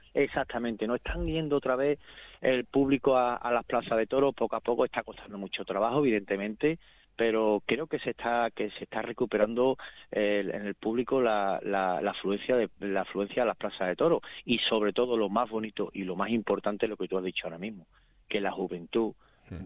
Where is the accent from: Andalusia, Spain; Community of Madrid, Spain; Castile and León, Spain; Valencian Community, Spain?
Andalusia, Spain; Seville; aquí en Sevilla también, en mi, en mi ciudad, en mi pueblo, en mi plaza